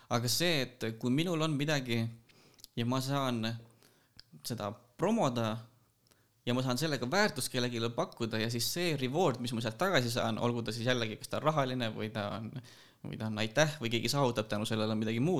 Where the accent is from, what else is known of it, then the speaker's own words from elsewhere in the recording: Kiviõli, Ida-Viru County, Estonia; also born or lived in Tallinn / Pärnu; no tegelikkuses ma olen pärit Ida-Virumaalt Kiviõlist, äh, elanud Tallinnas, Pärnus, natuke Viljandis, äh, koolis käisin Kohilas see ei ole küll linn, aga no olgu.